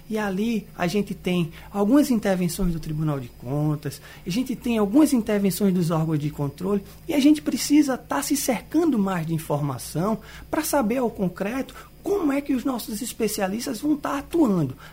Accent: Olinda, Pernambuco, Brazil; desde a minha origem, quando eu nasci nos Butrins. Então, eu convivi muito com a imagem que está muito registrada no meu rosto. É quando eu era criança, eu não podia sair de casa porque o canal dos Butrins alagava

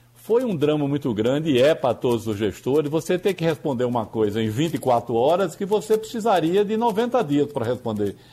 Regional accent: Northeast Region, Brazil; eu tenho dupla nacionalidade, eu sou nordestino e sou também brasileiro

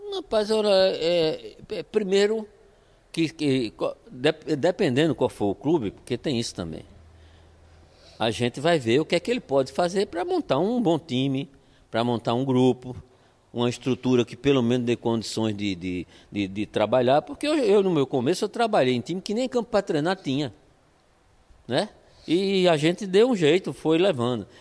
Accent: Olinda, Pernambuco, Brazil; eu sou olindense, né? Claro, sendo olindense é pernambucano, mas eu sou olindense. Me, me, nasci em Olinda, me criei

